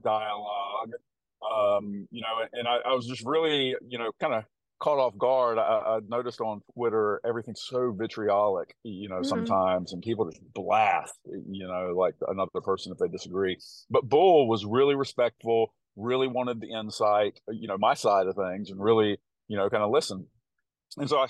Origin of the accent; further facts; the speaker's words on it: the South, United States; accent: country; my country accent. I sometimes hear my voice in a recording after I talk, and I'm like, oh my gosh, I sound like such a country bumpkin, living in the South.